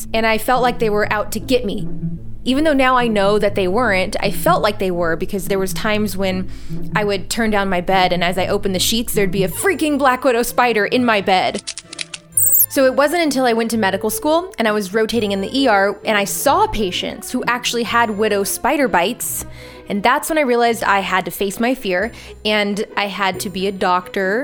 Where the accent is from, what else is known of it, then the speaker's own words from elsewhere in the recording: Southern California, United States; the area where I grew up in Southern California